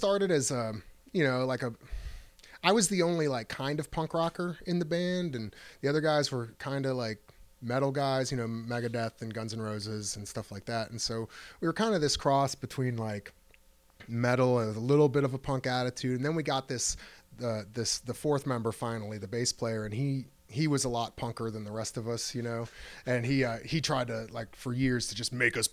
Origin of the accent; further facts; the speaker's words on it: Akron, Ohio, United States; I'm from Akron